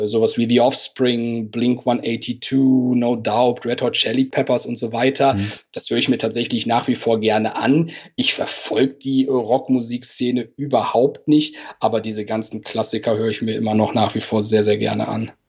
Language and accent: German; Cologne, North Rhine-Westphalia, Germany; accent: Cologne Singsang; moved away as an adult; also born or lived in Hamburg; wie man vielleicht auch ein bisschen an meinem Singsang hört, gebürtiger Kölner